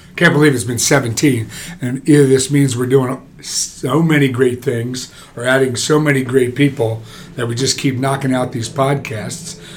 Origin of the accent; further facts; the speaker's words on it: New Jersey, United States; I'm a Jersey boy